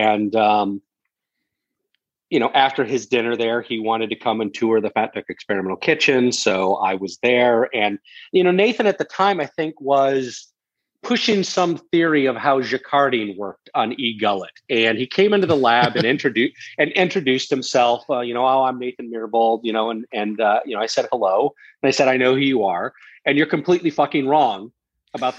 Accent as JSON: {"language": "English", "country": "United States", "also_born_or_lived": "London", "moved": "yes", "said": "my wife is American and I'm American"}